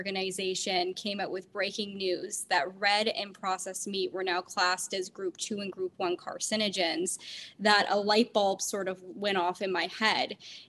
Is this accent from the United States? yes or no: no; Canada; growing up in Canada, actually, we had a food guide, which has since changed in my adulthood.